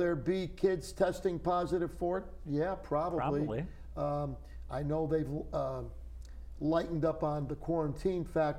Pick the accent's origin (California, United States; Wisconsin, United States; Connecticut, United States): Connecticut, United States; West Haven; moved away as an adult; my hometown of West Haven. Right. I grew up there.